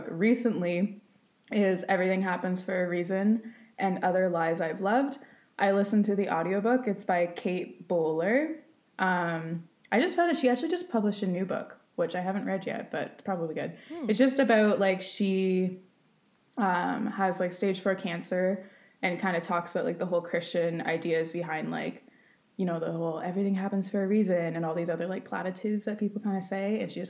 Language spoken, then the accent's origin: English; Waterdown, Ontario, Canada; also born or lived in Hamilton; now in Ancaster, Canada; I grew up in Waterdown, lived in a house till I was four, and then moved and was living in that house since. As of like a month ago, I just moved to Ancaster, but Waterdown and Hamilton, whole life